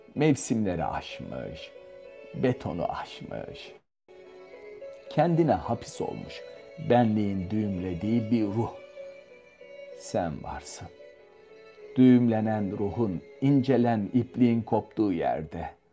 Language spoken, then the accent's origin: Turkish; Istanbul, Turkey; moved away as an adult; now in Paris, France; Boğaz içi. En dar yerinde büyüdüm.